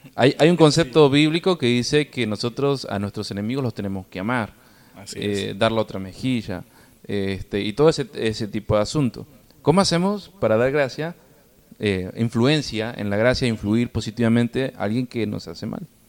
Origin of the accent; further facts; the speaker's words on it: Argentina; como los argentinos estamos tan acostumbrados, de bebé tomamos mates